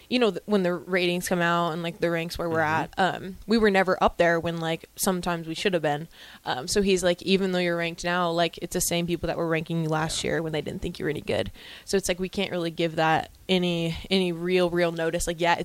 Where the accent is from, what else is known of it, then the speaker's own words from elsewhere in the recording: Gretna, Nebraska, United States; I'm from Gretna, Nebraska. It's really just down the road.